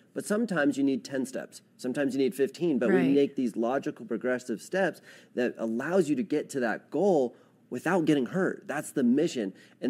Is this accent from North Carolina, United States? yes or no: no; Edwards, Colorado, United States; I was born and raised in Edwards